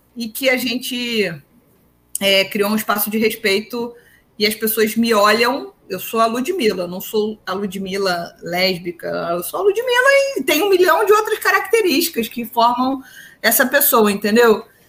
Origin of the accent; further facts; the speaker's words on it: Duque de Caxias, Rio de Janeiro, Brazil; eu sou de Caxias